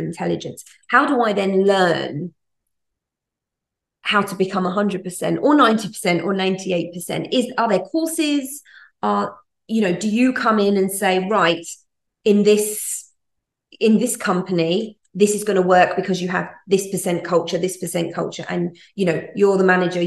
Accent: England, United Kingdom; moved away as an adult; now in United Arab Emirates; I'm a Brit. If you can't hear from my voice, I am a Brit.

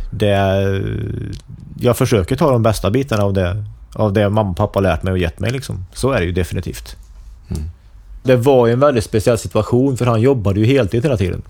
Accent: Forshaga, Värmland, Sweden; jag växte upp i Forshaga

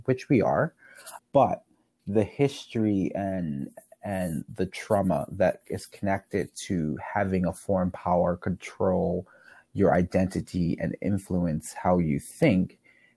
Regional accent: Bermuda; I grew up in Bermuda

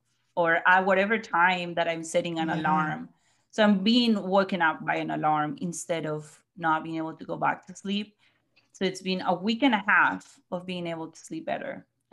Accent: Colombia; now in Missouri, United States

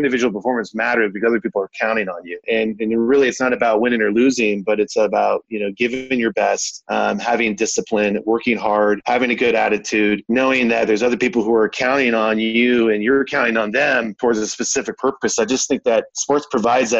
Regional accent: Oakdale, California, United States; moved away; I'm originally from Oakdale, California. There in NorCal, not too far where you currently live, Jack, and born and raised in the Central Valley in a small agricultural town

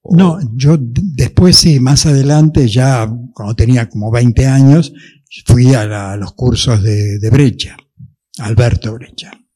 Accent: Buenos Aires, Argentina; Yo en esa época vivía cerca de Retiro, digamos, más o menos por Carlos Pellegrini y Juncal

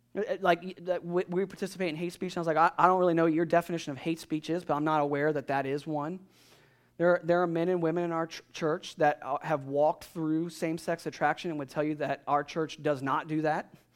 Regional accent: United States; being an American

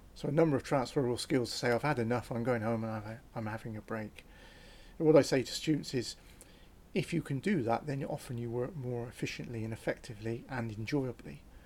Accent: Cotswold Escarpment, near Tortworth, South West England, United Kingdom; I was born on the Cotswold Escarpment, on the east side of the River Severn

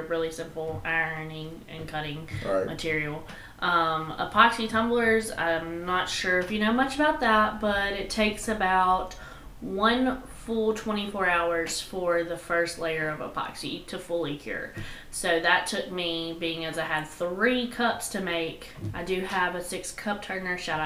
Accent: Tennessee, United States; I was born in Tennessee

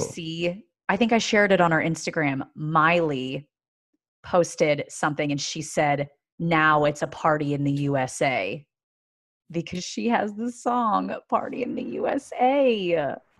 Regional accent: Pennsylvania, United States; moved away; I'm from Pennsylvania

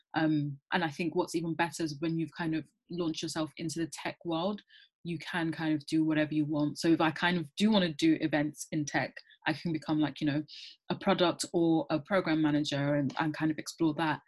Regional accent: London, United Kingdom; I grew up in London, born and raised.

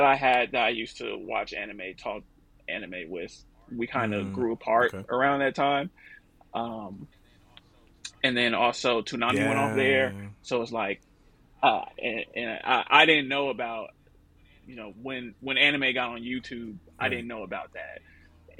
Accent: Oakland, California, United States; also born or lived in Los Angeles, California; born and raised in Oakland, California. I moved to LA when I was 22 for school.

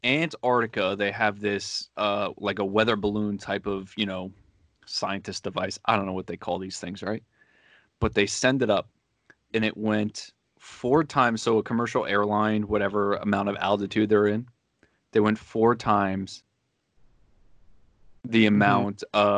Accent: Manalapan, New Jersey, United States; also born or lived in Jackson, New Jersey; I grew up in Jackson. I moved to Manalapan when I was 13. No, I was like 11 or something like that.

